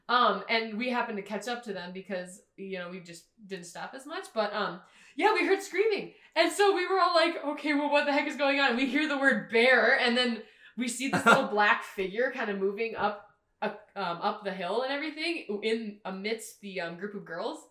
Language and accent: English; Alexandria, Minnesota, United States; moved away; I'm from Alexandria, Minnesota.